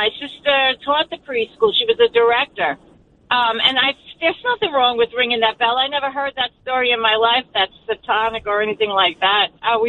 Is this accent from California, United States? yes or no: no; New York City, New York, United States; now in Carle Place, United States; I'm from Ridgewood. I lived off Fresh Pond, and I was a volunteer teacher in that preschool that the Salvation Army. And I'm raised Catholic, went to St. Matthias.